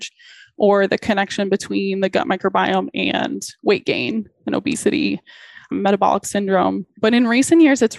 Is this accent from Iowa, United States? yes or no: no; West Bloomfield, Michigan, United States; I grew up in Southeast Michigan. So like Detroit metro area